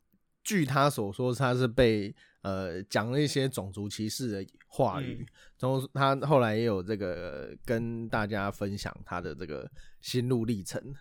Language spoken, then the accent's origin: Chinese; Taipei, Taiwan; 对，，我们都是台北人